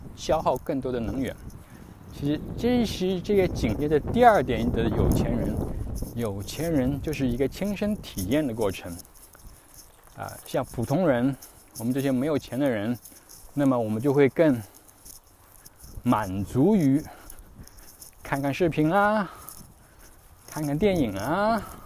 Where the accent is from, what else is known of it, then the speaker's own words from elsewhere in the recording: China; first language Chinese; moved away; 我们这种在海外生活的中国人